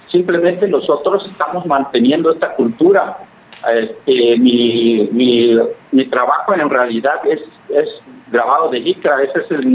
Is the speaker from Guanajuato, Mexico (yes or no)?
no; Oaxaca, Mexico; como lo, lo hacemos nosotros los mixtecos, por eso nos debemos de sentir orgullosos como oaxaqueños como mexicanos.